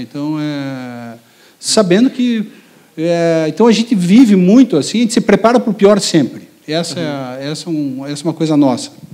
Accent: Curitiba, Paraná, Brazil; a gente de Curitiba

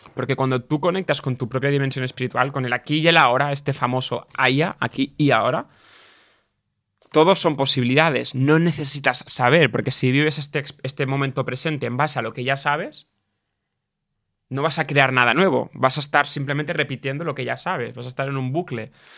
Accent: a village near Barcelona, Catalonia, Spain; also born or lived in England; yo en mi pueblo, en mi pequeño entorno, hasta los 18 años o 16 que empecé a, volar, entre comillas, ¿no? Con 16, 15 ya empezaba a ir cada día a Barcelona, a la ciudad, ¿no? Yo era del pueblo

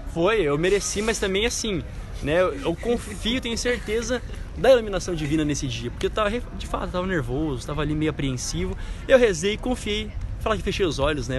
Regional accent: Brazil; sou brasileiro mesmo

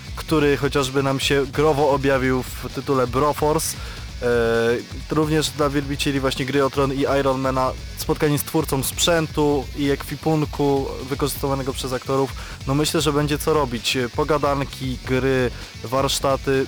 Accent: Radom, Masovian Voivodeship, Poland; ja pochodzę z Radomia

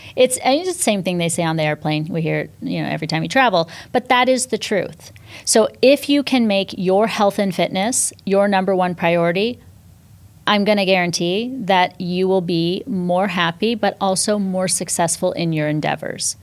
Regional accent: Northern California, United States; also born or lived in New York City, United States; now in Miami, United States; I grew up in Northern California, small town, uh, again, on a dairy farm

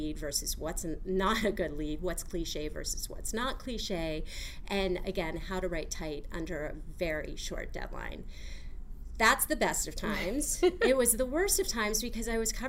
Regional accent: outside of Cleveland, Ohio, United States; I grew up outside of Cleveland

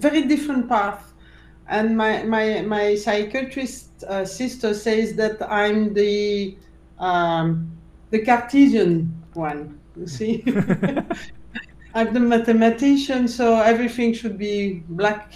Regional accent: Brussels, Brussels-Capital Region, Belgium; I was born in Brussels. I grew up there

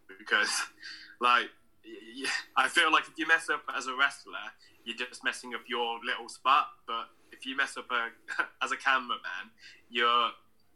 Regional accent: Redditch, West Midlands, United Kingdom; I'm from Redditch in the West Midlands

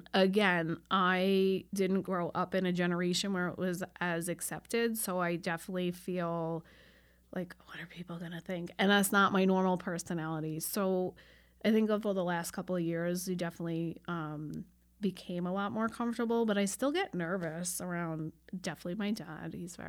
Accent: Long Island, New York, United States; moved away as an adult; I grew up on Long Island, so we did go to Manhattan a lot

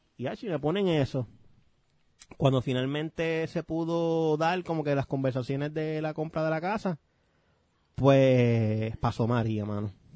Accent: Bayamón, Puerto Rico; somos de Bayamón, soy de Bayamón, pero yo soy de Rexville.

